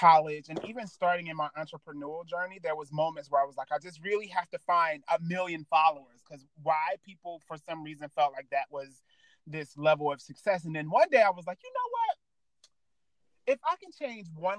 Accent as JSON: {"language": "English", "region": "Virginia", "country": "United States", "tie": "born or raised there", "said": "I grew up in Virginia and in the Black church"}